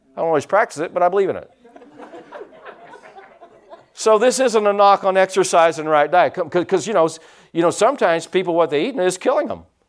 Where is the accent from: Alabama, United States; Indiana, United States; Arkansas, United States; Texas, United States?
Indiana, United States; Pike County; I was from Pike County